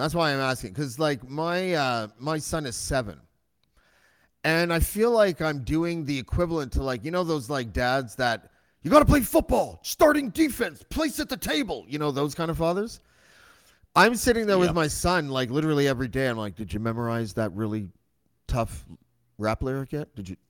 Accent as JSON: {"language": "English", "town": "Whitby", "region": "Ontario", "country": "Canada", "tie": "born or raised there", "said": "I grew up in Oshawa Whitby. So we probably had a similar upbringing."}